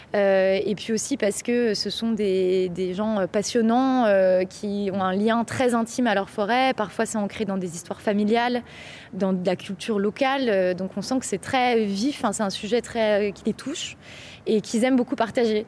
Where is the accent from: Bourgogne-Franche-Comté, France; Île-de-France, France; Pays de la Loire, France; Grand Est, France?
Bourgogne-Franche-Comté, France; je viens de Franche-Comté